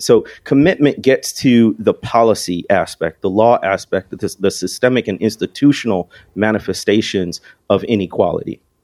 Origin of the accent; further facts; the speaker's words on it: Chicago area, Illinois, United States; moved away as an adult; also born or lived in Mississippi Delta; I came from the Chicago area originally